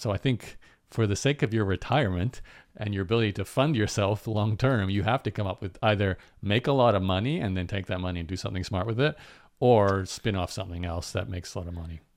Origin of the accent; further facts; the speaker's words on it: Australia; where I grew up in Australia, there was …